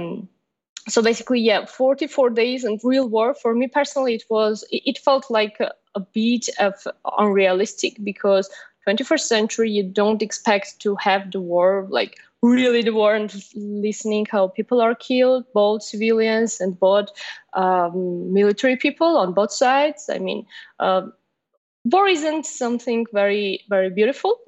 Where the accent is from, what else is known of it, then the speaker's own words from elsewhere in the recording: Armenia; I'm from Armenia